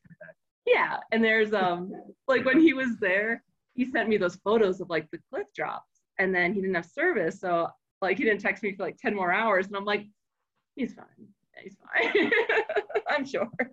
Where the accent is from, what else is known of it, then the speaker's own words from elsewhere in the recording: Florida, United States; now in Colorado, United States; we grew up in Florida